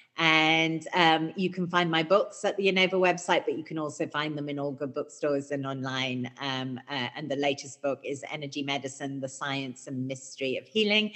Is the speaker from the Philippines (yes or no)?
no; United Kingdom; I'm British